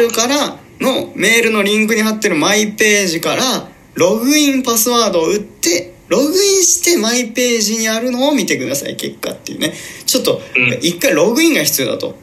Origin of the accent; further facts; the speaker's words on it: Shimane, Japan; moved away; 別に島根県出身ですけど